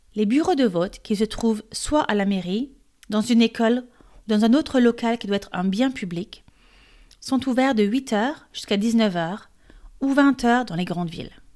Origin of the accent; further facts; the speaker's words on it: France; Je suis française et coach de français